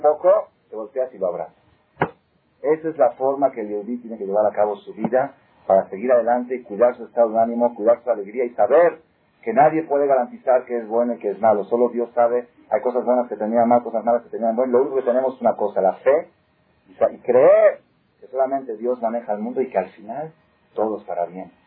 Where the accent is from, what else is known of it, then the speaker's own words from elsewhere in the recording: Mexico; somos muy mexicanos